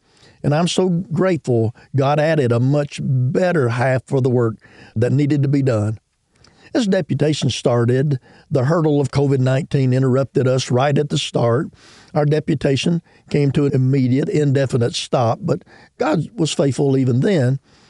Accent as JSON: {"language": "English", "country": "Ireland", "tie": "born or raised there", "said": "I had the privilege of growing up in Ireland as a missionary kid."}